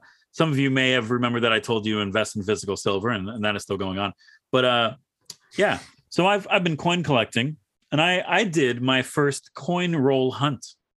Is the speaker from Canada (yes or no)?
yes; Canada; we're from Canada.